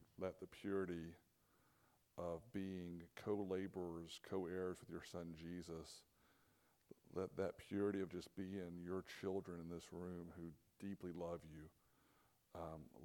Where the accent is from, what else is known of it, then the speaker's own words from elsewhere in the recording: Atlanta, Georgia, United States; moved away as an adult; now in Nashville, United States; grew up south of Atlanta, on the south side of Atlanta. So that's where I was born and raised